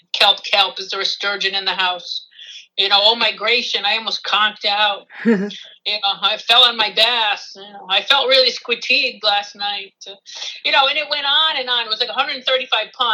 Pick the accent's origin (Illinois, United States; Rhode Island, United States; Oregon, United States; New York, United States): Rhode Island, United States; moved away as an adult; also born or lived in Texas / Chicago; I grew up in Rhode Island, and I left in 1988